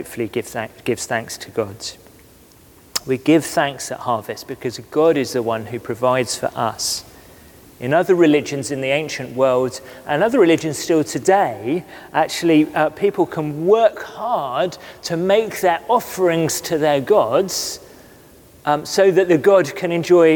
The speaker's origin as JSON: {"language": "English", "area": "West Cornwall", "region": "South West England", "country": "United Kingdom", "tie": "born or raised there", "moved": "yes", "said": "we grew up together in West Cornwall"}